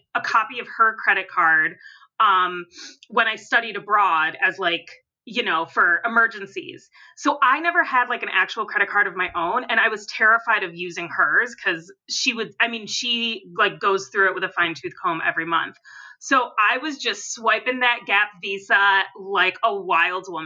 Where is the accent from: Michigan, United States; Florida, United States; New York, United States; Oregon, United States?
New York, United States; Western; I'm from Western New York